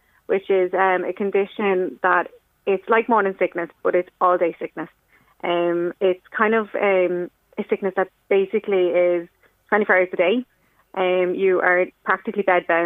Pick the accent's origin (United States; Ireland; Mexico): Ireland; I'm from Dunor